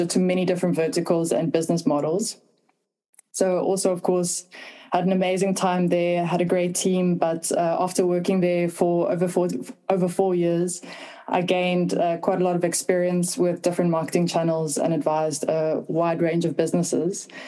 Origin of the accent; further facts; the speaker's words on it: South Africa; moved away; also born or lived in Düsseldorf, Germany / Berlin, Germany; I'm originally South African